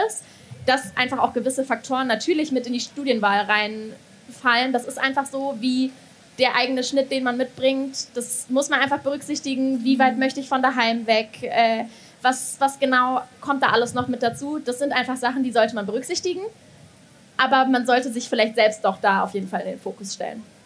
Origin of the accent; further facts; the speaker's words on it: Bonn, North Rhine-Westphalia, Germany; moved away as an adult; now in Mainz, Germany; ich komme ursprünglich aus Bonn